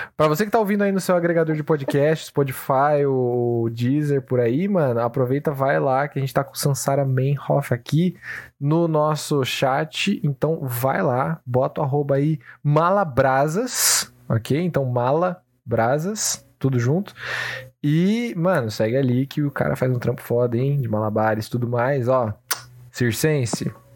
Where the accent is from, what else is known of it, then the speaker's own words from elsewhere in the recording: Brazil; a gente vivencia isso como brasileiros